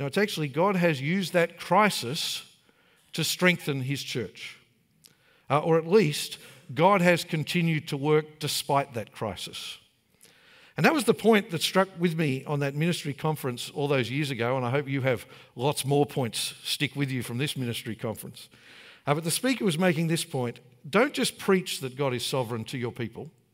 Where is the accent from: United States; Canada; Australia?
Australia; Brisbane, Queensland; I grew up in Sunnybank